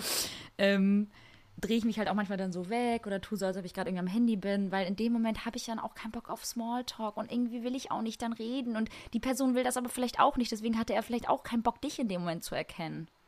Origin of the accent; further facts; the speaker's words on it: Kosovo; moved away; im Kosovo, da wo ich herkomme